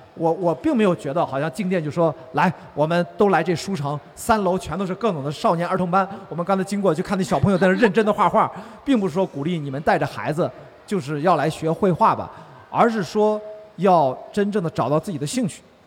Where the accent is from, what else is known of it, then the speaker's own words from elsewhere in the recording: Qingdao, Shandong, China; 我是青岛人嘛